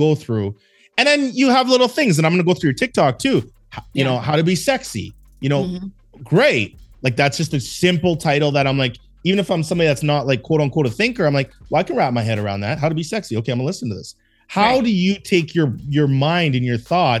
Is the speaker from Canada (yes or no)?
yes; Canada; moved away as an adult; also born or lived in Los Angeles; I'm from Canada. You know, just I'm a Canadian dude.